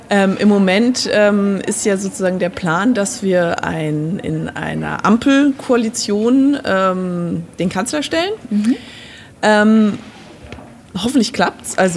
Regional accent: Aachen, North Rhine-Westphalia, Germany; Ich komme aus Aachen und ich kenne Armin

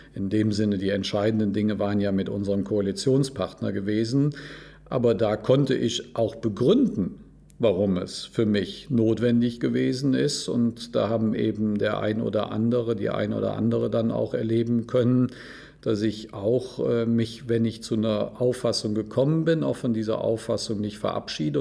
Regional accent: Cologne, North Rhine-Westphalia, Germany; Also wir Rheinländer und ich bin Kölner

